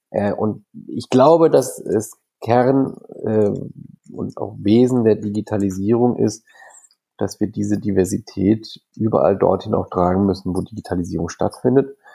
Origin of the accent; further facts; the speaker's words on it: Freiburg, Baden-Württemberg, Germany; born there; Bächle ist mein Geburtsort, ich bin Freiburger gebürtiger